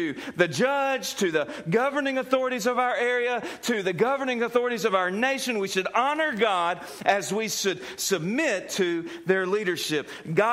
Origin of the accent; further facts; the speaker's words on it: United States; who happens to be an American